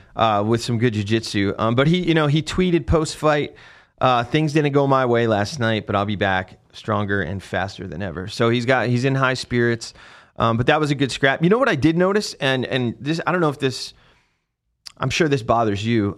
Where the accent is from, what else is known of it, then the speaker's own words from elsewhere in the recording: New Jersey, United States; moved away; I was completely outta my element at Fort Polk 'cause I'm from New Jersey